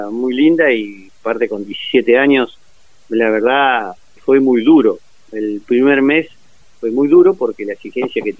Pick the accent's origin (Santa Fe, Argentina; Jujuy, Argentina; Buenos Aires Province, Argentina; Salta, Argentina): Buenos Aires Province, Argentina; Norberto de la Riestra; now in Saladillo, Argentina; Así es, nací en Norberto de la Riestra, me crié y después cuando formé una familia me vine a vivir a Saladillo.